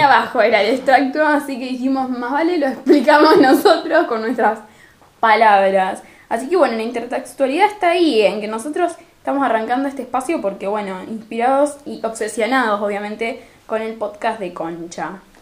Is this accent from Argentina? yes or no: yes; Rosario, Santa Fe, Argentina; en Rosario no te pronunciamos una R ni una S, pero ni que nos paguen